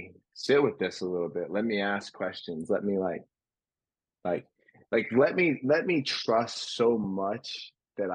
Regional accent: a New York suburb, United States; I grew up in Christianity in a predominantly Jewish town in a New York suburb

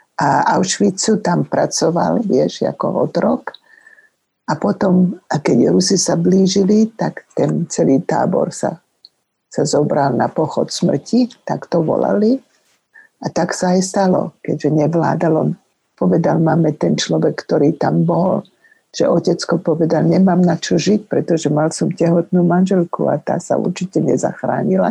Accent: Slovakia; moved away as an adult; also born or lived in Germany; keby som bola, zostala v Československu

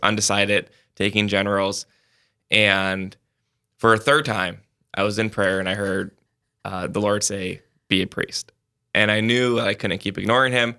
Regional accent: Sioux Falls, South Dakota, United States; I'm from Sioux Falls

